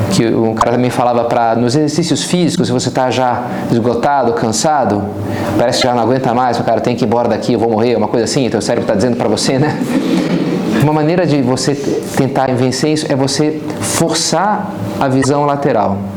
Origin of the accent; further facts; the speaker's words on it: Rio de Janeiro, Brazil; como carioca, na paz, estamos aqui, tranquilo, né?